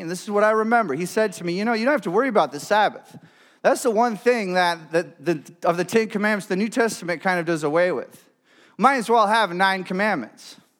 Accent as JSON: {"language": "English", "region": "Michigan", "country": "United States", "tie": "born or raised there", "moved": "as an adult", "lives_now": "Grand Rapids, United States", "said": "my hometown, uh, up north"}